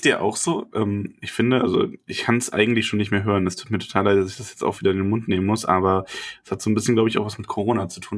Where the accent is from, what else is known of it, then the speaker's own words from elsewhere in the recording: Bavaria, Germany; hier bei uns in Bayern